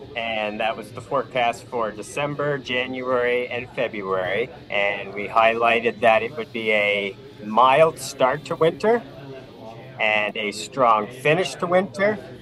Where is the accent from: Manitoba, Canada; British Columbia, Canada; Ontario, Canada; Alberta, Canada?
Ontario, Canada; Vineland; I grew up in Vineland